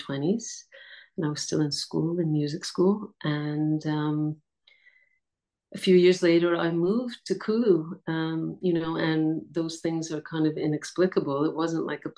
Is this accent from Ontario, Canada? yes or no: no; Montreal, Quebec, Canada; moved away as an adult; also born or lived in India; now in Portugal; I was born in Montreal, and I was born to a family of travelers